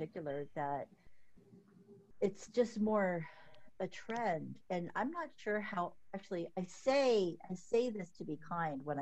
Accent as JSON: {"language": "English", "region": "Southern California", "country": "United States", "moved": "yes", "lives_now": "Texas, United States", "said": "I'm from SoCal"}